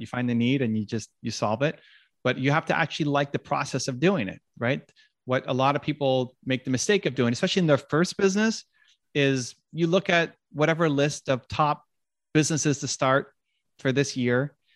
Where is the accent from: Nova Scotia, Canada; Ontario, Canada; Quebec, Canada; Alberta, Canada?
Ontario, Canada; Toronto; the Blue Jays, my hometown team